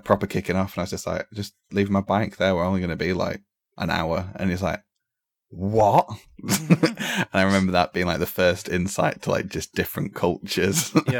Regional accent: Blackpool, North West England, United Kingdom; also born or lived in Wesham; I'm from Blackpool, and my family's from Blackpool, and down the road, like 2 minutes, which is where I originally was like born and lived till I was like 4 or 5. And we moved because the next door neighbors got robbed.

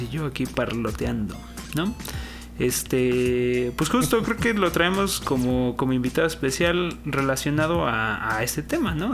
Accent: Mexico; la bandera que traemos como mexicanos

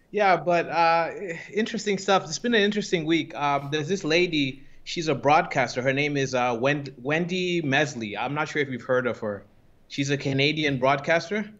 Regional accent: Zimbabwe; moved away; I come from Zimbabwe

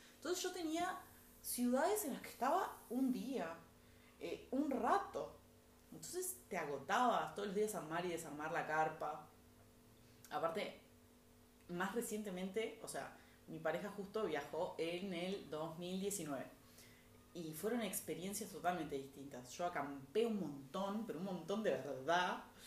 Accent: Montevideo, Uruguay; los padres de mis abuelos también son uruguayos

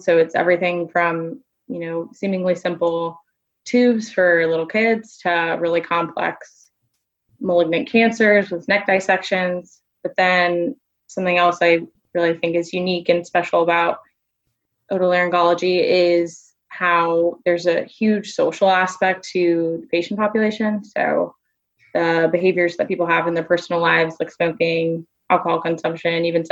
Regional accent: Mandeville, Louisiana, United States; also born or lived in New Orleans, Louisiana; I am originally from Louisiana. I grew up in a small town outside of New Orleans called Mandeville.

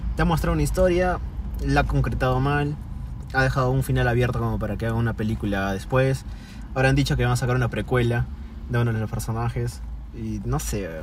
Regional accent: Peru; nosotros que somos peruanos

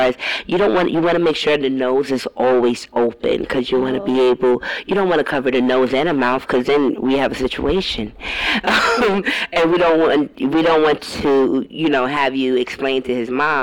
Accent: New York, United States; now in Atlanta, United States; we're originally from New York, so we live down south.

